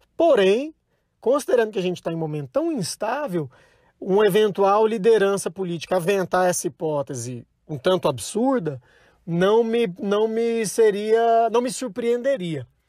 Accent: Goiânia, Goiás, Brazil; eu sou de Goiânia

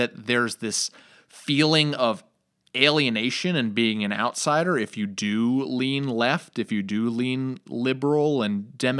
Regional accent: New York, United States; But even in New York, growing up in New York, when I went to church, it was resounding this knowledge that, yeah, this is more Republican conservative.

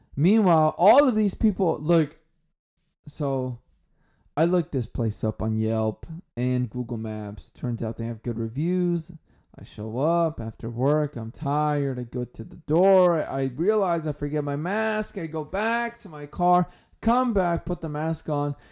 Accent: California, United States; I'm from California.

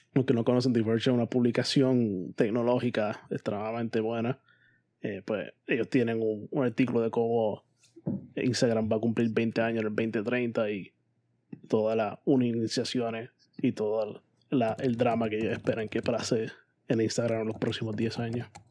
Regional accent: Puerto Rico; moved away as an adult; now in New York, United States; Si algún día o algún momento vuelvo a Puerto Rico y tengo intenciones de hacer Puerto Rico mi residencia otra vez

